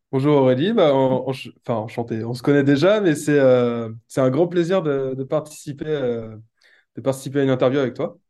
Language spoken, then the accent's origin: French; Brittany, France; also born or lived in Nantes; je suis de Bretagne